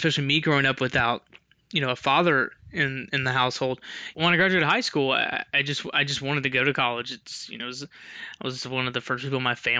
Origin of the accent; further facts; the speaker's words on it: Memphis, Tennessee, United States; I grew up in Memphis, Tennessee, in West Tennessee